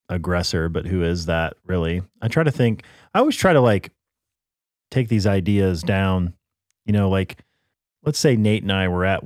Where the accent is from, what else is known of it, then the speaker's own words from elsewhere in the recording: United States; I think the biggest thing as an American, we've been involved in too many wars for too long